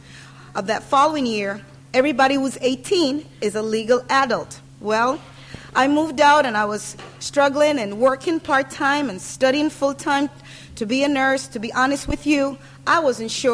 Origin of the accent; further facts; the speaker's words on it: Panama; now in United States; I was born in Panama, as the pastor says, and that's where I grew up.